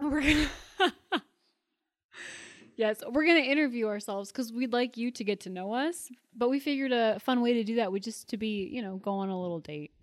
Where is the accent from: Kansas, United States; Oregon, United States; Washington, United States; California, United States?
Washington, United States; Puyallup; I came from the town of Puyallup, Washington